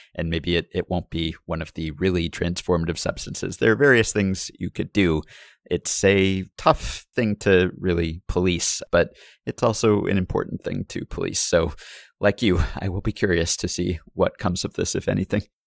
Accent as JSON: {"language": "English", "region": "New York", "country": "United States", "tie": "born or raised there", "said": "I grew up in New York"}